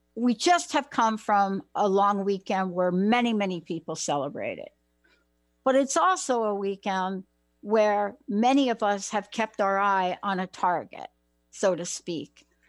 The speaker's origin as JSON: {"language": "English", "country": "United States", "also_born_or_lived": "New Jersey", "said": "I'm from New York and uh, New Jersey"}